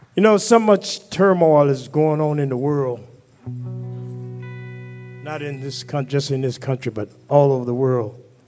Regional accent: near Welch in McDowell County, West Virginia, United States; moved away; back in my home state

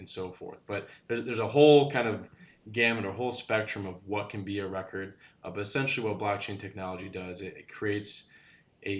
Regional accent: Joliet, Illinois, United States; now in Houston, United States; born and raised in Joliet

